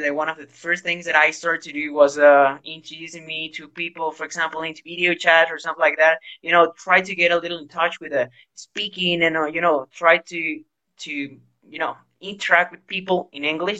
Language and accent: English; Guayaquil, Guayas, Ecuador; English is a second language; now in Ambato, Ecuador; I am from Guayaquil, but at the moment I am living in Ambato.